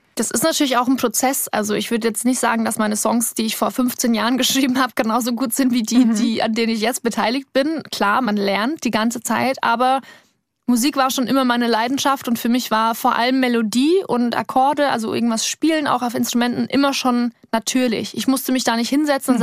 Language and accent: German; Cham, Bavaria, Germany; born or raised there; moved away